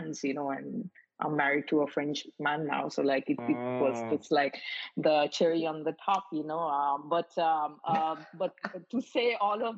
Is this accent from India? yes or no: yes; Mumbai, Maharashtra, India; moved away; also born or lived in Paris; I grew up in Mumbai in India